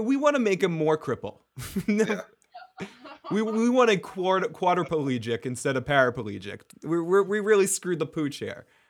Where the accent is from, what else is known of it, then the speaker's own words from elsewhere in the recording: Massachusetts, United States; I am a bastard from Massachusetts